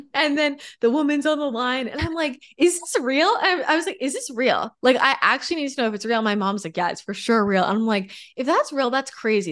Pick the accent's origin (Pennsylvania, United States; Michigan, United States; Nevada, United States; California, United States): California, United States; also born or lived in Los Angeles / San Diego; I grew up in California